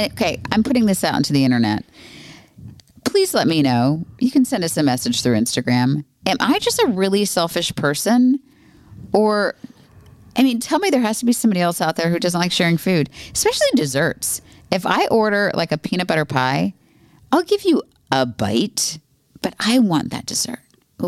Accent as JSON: {"language": "English", "country": "United States", "said": "So I think half is probably what a normal person should eat because we're American."}